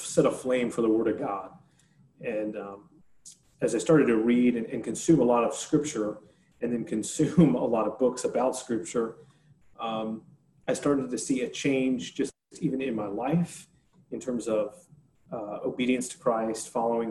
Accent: Northern New Jersey, United States; moved away as an adult; also born or lived in Lynchburg, Virginia; I grew up playing ice hockey, and I grew up in Northern New Jersey

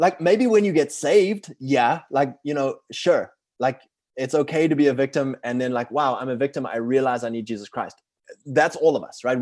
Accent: South Africa; moved away; I'm from South Africa originally. I'm fourth generation, uh, British over there. And, uh, I grew up in a very, uh, liberal frame.

